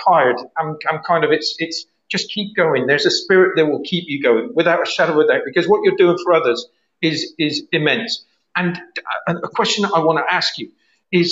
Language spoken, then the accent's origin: English; Bristol, South West England, United Kingdom; I came from Eastern St. Paul's in Bristol. It was a predominantly black area